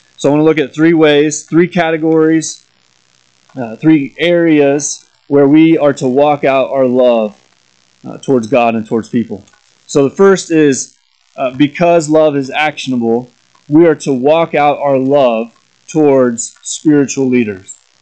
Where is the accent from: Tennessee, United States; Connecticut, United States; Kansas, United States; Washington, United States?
Kansas, United States; Corning; moved away as an adult; also born or lived in Lawrence, Kansas / Lincoln, Nebraska; my hometown of Corning, Kansas, is where I grew up